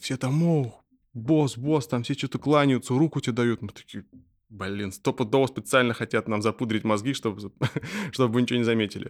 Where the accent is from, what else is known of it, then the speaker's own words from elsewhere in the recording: Russia; мы из России